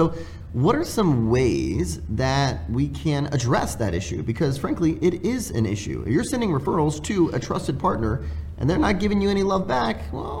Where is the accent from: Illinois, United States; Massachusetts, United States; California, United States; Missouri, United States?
California, United States; Southern; I'm from Southern California